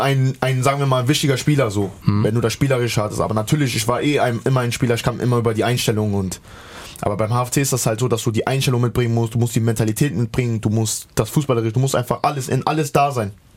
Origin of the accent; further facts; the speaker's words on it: the West, western Germany, Germany; moved away as an adult; now in Halle, Germany; ich bin im Westen halt groß geworden und aufgewachsen und bis mein 20. Lebenjahr da gewesen